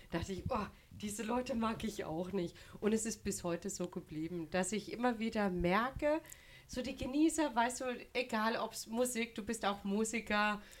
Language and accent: German; Au, Baden-Württemberg, Germany; Also ich komme ja gebürtig aus dem Hexental, also da lege ich Wert drauf